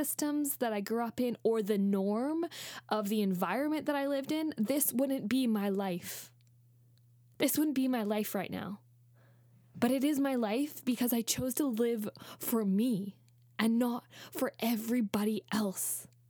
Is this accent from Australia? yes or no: yes; Australia; also born or lived in Canada; I'm white. I'm a white person. I grew up in Canada and then Australia